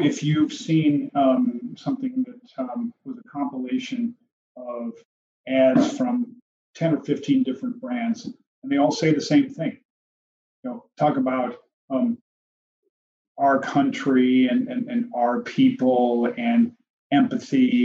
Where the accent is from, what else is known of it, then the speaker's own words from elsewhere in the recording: Chicago, Illinois, United States; I'm from Chicago